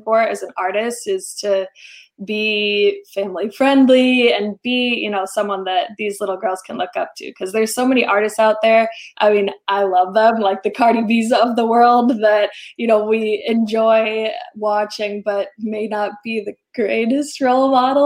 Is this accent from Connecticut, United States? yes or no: no; Rhode Island, United States; coming from a smaller town, I'm from Rhode Island